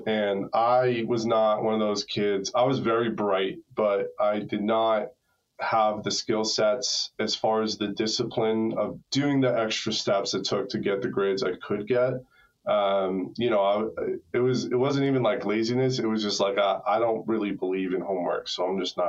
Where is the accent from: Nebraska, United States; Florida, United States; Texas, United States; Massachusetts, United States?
Massachusetts, United States; Hopkinton; I grew up in a little town outside of Boston, Massachusetts. It's where the marathon starts, Hopkinton.